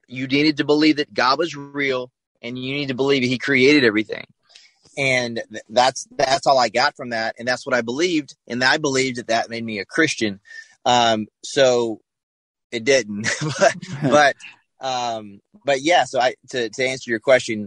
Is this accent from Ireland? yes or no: no; the South, United States; I grew up in the South